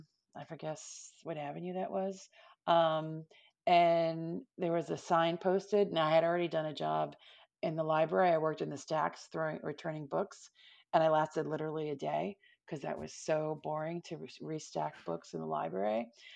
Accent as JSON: {"language": "English", "town": "Altamonte Springs", "region": "Florida", "country": "United States", "tie": "born or raised there", "also_born_or_lived": "Longwood", "said": "But I went to high school in Orlando, in Longwood. My family was in Altamont Springs. So I came up from Altamont Springs"}